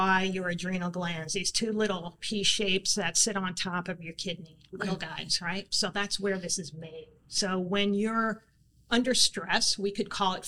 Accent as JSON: {"language": "English", "region": "New York", "country": "United States", "tie": "born or raised there", "said": "growing up in New York"}